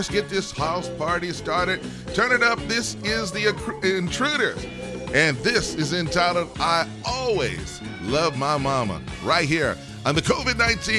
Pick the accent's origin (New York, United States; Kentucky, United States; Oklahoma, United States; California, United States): Oklahoma, United States; Growing up in Oklahoma, we used to have those little 8-track players.